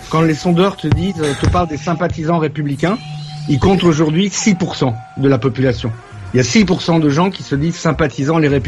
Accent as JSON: {"language": "French", "country": "Belgium", "said": "Après, je suis belge, donc je vote pas"}